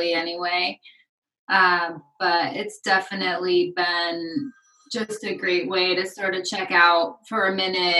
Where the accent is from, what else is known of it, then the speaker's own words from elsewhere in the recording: Eugene, Oregon, United States; also born or lived in Washington / Northern California; now in Portland, United States; I grew up in Eugene, so just down the road from Portland, a couple of hours.